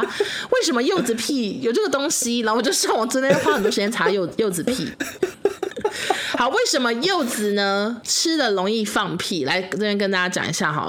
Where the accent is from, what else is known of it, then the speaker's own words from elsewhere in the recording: Taiwan; 我们台湾人给你机会